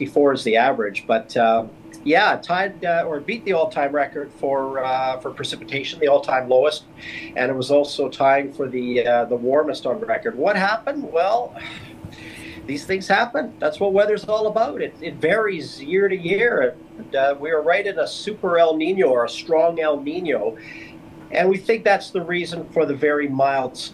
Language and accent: English; Kamloops, British Columbia, Canada; moved away; growing up in Kamloops